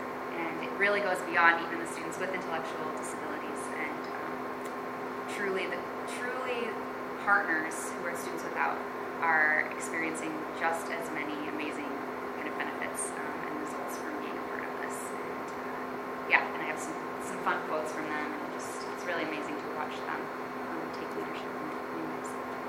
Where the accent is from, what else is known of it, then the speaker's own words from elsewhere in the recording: Chicago, Illinois, United States; now in Holland, United States; growing up in Chicago, there wasn't anything like unified sports.